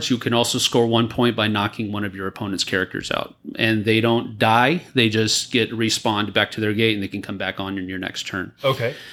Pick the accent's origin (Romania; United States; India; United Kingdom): United States; San Antonio, Texas; moved away; I was born and raised here.